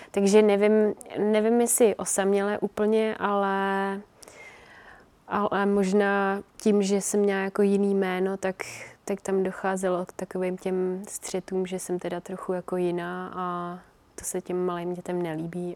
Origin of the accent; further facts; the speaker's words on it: Czechia; also born or lived in Finland; jsme se přestěhovali sem, takže jsem tu od tří let.